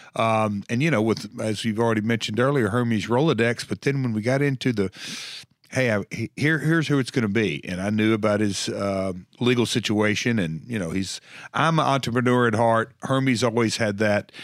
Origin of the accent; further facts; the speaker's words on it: Tennessee, United States; I'm from Tennessee.